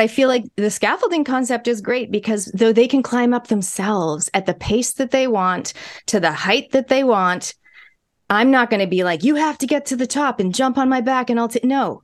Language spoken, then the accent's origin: English; Canada; now in New Zealand; my parents are Kiwis, my grandparents are Kiwis. I was born in Canada. This accent has been with me my whole life.